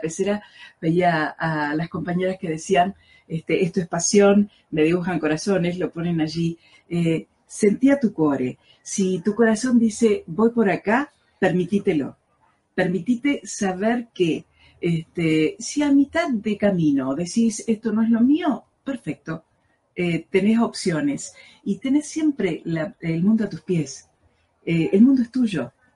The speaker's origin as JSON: {"language": "Spanish", "town": "Rosario", "region": "Santa Fe", "country": "Argentina", "said": "sentirme profeta en mi tierra"}